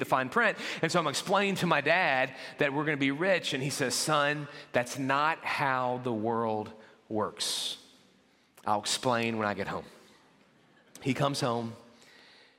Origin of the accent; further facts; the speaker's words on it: New Orleans, Louisiana, United States; I grew up in the New Orleans area